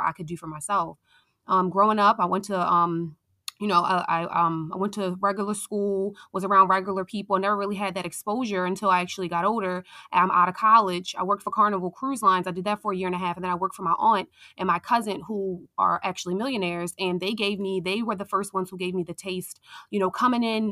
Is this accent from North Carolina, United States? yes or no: no; Baltimore, Maryland, United States; I am from Baltimore, Maryland